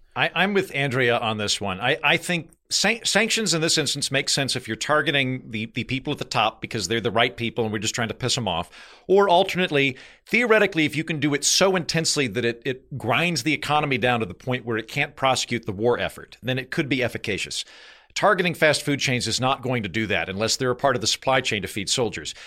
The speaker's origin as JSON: {"language": "English", "country": "United States", "said": "I'm from America"}